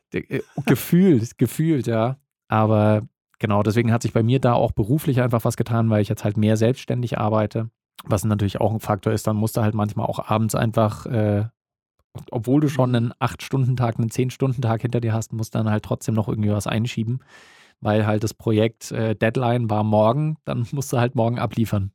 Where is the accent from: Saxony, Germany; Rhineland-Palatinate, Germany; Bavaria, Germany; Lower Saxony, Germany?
Bavaria, Germany; Bei uns in Bayern